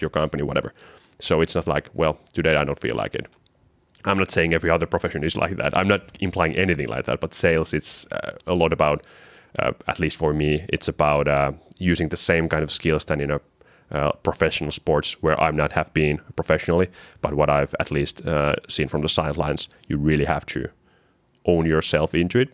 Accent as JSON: {"language": "English", "town": "Kotka", "region": "Kymenlaakso", "country": "Finland", "said": "From my background, I'm from Kotka, which is eagle in English."}